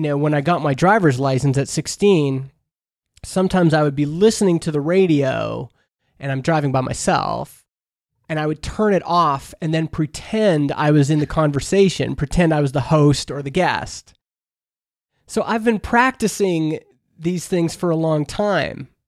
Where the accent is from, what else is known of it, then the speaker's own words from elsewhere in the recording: Canada; I grew up in Canada. We have C B C, which is our public radio